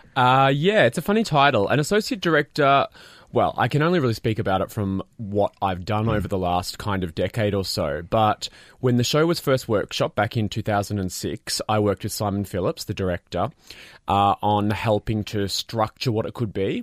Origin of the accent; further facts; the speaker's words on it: Australia; as an Australian